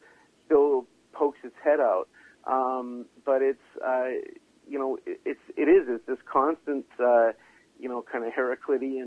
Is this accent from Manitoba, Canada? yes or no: no; Vancouver, British Columbia, Canada; born and bred in Vancouver